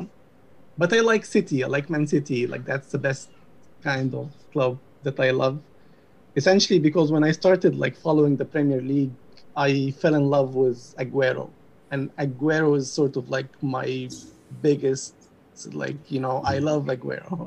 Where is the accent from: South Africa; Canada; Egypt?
Egypt; moved away as an adult; also born or lived in United Kingdom; now in United States; I'm from Egypt. I'm 32 years old. Until I was 25, I was just in Egypt, like born and raised there.